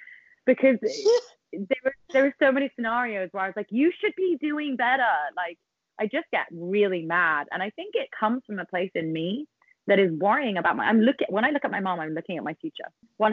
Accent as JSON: {"language": "English", "country": "United Kingdom", "said": "I am a British person."}